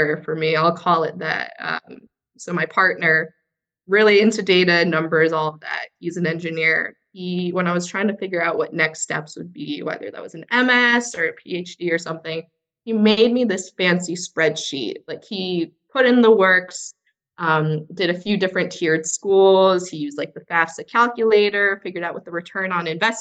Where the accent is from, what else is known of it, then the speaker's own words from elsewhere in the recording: Florida, United States; So also a fellow Floridian as well. So I grew up in Fairmont